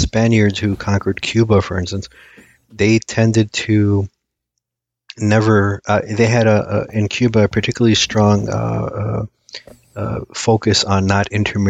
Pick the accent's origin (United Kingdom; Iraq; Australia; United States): Iraq; So somebody in Iraq, my home country, tell